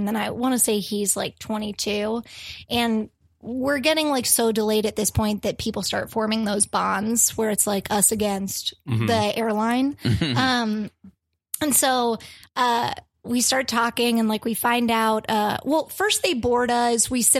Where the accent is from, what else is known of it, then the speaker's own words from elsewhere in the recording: close to Gettysburg and Harrisburg, central Pennsylvania, United States; moved away; I'm from Pennsylvania. Okay. And yeah, I lived there all my life.